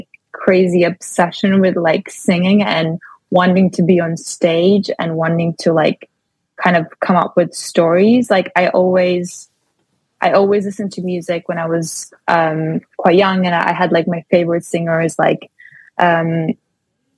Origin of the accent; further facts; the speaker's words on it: Latvia; moved away as an adult; now in London, United Kingdom; after high school in Latvia, because I'm from Latvia